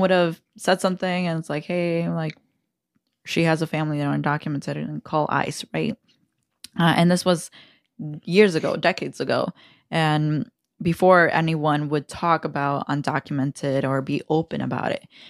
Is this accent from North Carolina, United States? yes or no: no; Aurora, Illinois, United States; growing up in Aurora